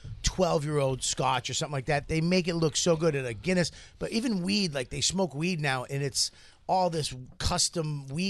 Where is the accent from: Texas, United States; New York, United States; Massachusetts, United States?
Massachusetts, United States; Boston; From Boston